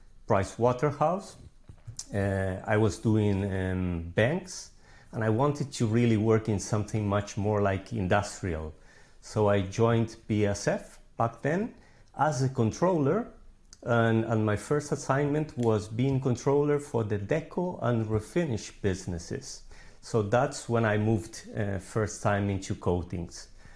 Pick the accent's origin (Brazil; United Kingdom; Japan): Brazil; also born or lived in Argentina / Buenos Aires, Argentina; now in Spain; So I'm originally from Argentina. I grew up in Brazil, but then I came back to Argentina to study. And actually, I did my university in Buenos Aires, Argentina.